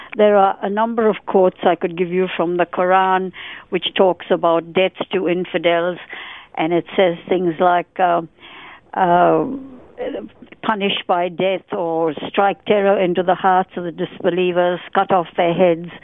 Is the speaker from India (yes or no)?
yes; India; moved away as an adult; now in Australia; I was born in India, pre-partition India, and during my 23 years that I lived in India